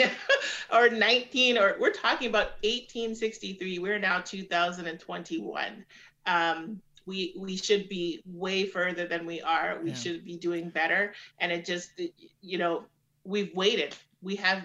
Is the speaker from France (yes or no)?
no; Canada; I'm a Black woman living in Canada, a majority white surroundings, populations as I grew up. I grew up here. My family's from the Caribbean. We're the Canadian kids in my family because we're first generation.